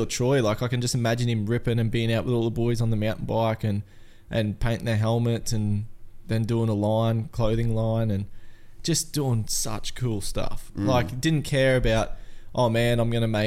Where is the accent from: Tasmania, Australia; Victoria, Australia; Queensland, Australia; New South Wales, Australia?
Queensland, Australia; Atherton; also born or lived in Cairns; I'm just a simple mountain man, I guess, from Atherton.